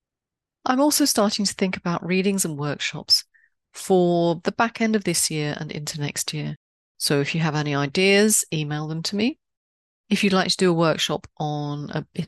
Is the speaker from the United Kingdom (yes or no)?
yes; London, United Kingdom; moved away; I grew up in a time when my London street knew its bobby